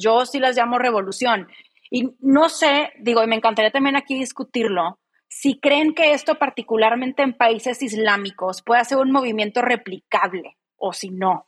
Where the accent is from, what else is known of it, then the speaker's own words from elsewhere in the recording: Mexico; en México las que estamos constantemente luchando por derribar este sistema patriarcal